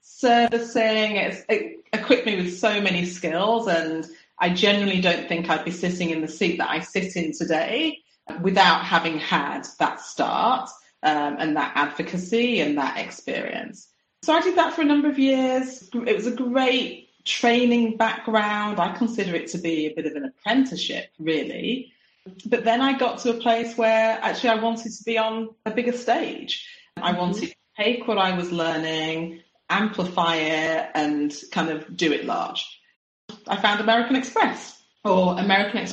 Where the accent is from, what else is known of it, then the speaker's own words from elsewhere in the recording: United Kingdom; moved away as an adult; also born or lived in Singapore; I'm a Brit. I'd spent my whole life living in the UK